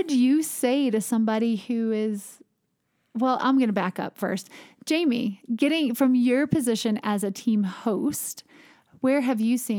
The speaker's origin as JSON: {"language": "English", "region": "the South", "country": "United States", "said": "I think that as a Southerner, sometimes we take hospitality for granted"}